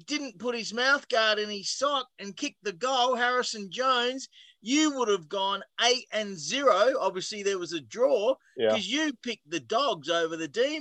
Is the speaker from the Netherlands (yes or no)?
no; Australia; moved away; I grew up in Australia